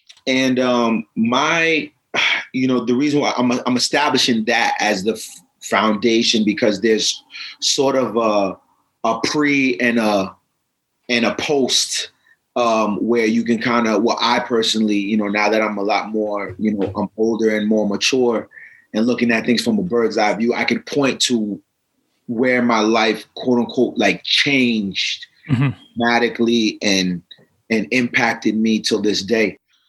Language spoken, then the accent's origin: English; Providence, Rhode Island, United States; also born or lived in Pawtucket, Rhode Island; So I'm born and raised in Providence, Rhode Island. I lived in Pawtucket for a little bit. You know, I was born to a single parent household.